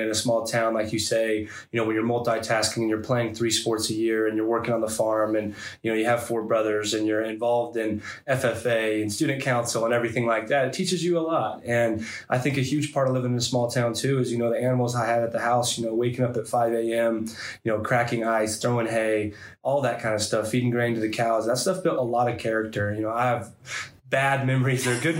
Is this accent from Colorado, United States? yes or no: yes; Wiggins, Colorado, United States; growing up in Wiggins is a huge part of my life.